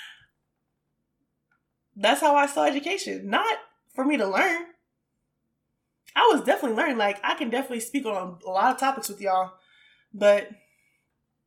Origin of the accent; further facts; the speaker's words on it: Richmond, Virginia, United States; also born or lived in North Carolina / Washington, D.C.; I am originally, like I said, from Richmond